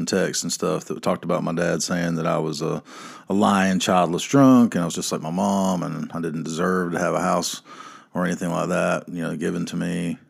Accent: the South, United States; So in case you're wondering what it's like growing up in the South and being poor, this is it.

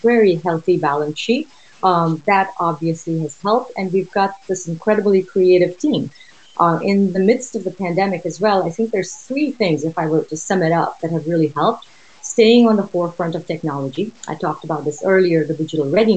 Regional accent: Oman; moved away as an adult; also born or lived in India; now in United States; Originally from India, I was born and raised in Oman in the Middle East

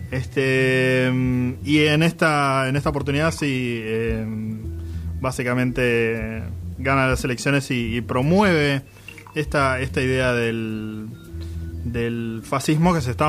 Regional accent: United States; pero yo, yo, soy estadounidense, digamos.

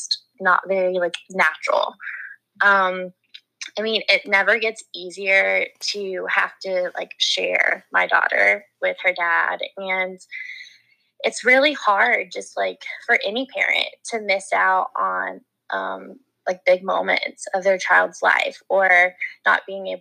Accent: North Carolina, United States; I'm from North Carolina

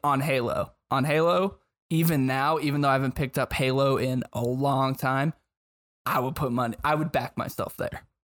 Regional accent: Long Beach, California, United States; now in Phoenix, United States; I'm originally from Long Beach, California, now out here in Phoenix, A Z.

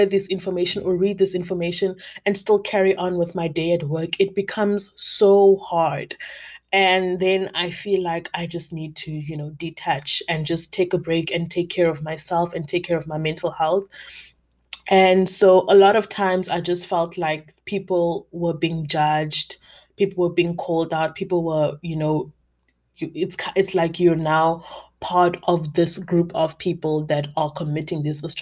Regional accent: South Africa; as a South African black woman

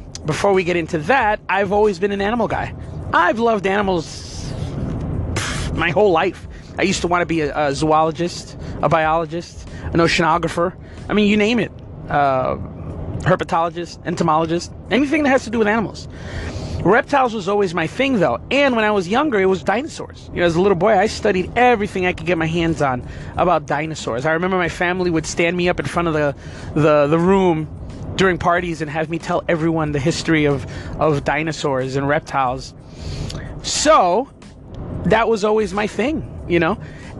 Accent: New Jersey, United States; moved away as an adult; also born or lived in New York City / Florida; I was born in New York, Manhattan, right in the middle of New York City. And my family moved to New Jersey back in, 1976. I'm 44, so I was born in 73. When I was three, we moved to New Jersey, right across the river from Manhattan.

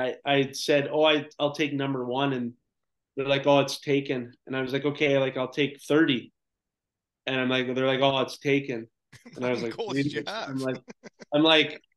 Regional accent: Clinton, Ontario, Canada; moved away as an adult; also born or lived in South Korea; growing up in Clinton, Ontario, I didn't really care about school.

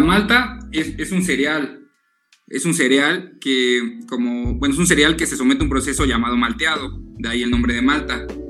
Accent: Teotihuacán, State of Mexico, Mexico; crecimos en Teotihuacán y nacimos en Teotihuacán

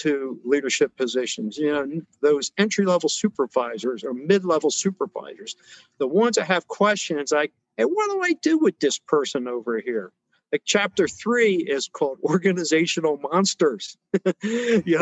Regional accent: New Jersey, United States; moved away; growing up in Jersey and then going around, you know, the different areas in the country

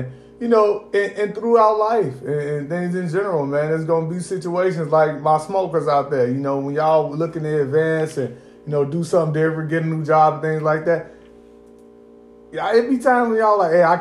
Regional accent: Indiana, United States; even when I was young, growing up in Indiana

